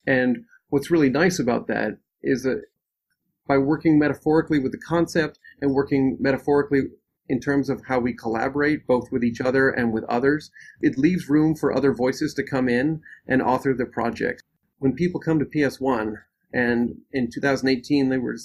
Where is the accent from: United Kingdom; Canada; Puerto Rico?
Canada; now in United States; As a Canadian who has witnessed racism in the built environment in Canada and here in the United States